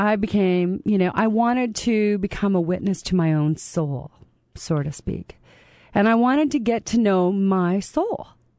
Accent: Canada; moved away; You know, I'm a Canadian

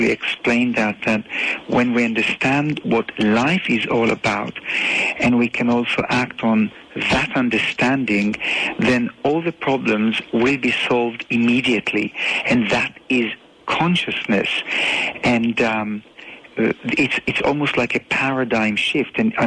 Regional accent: Tel Aviv, Tel Aviv District, Israel; I was born in Tel Aviv in Israel

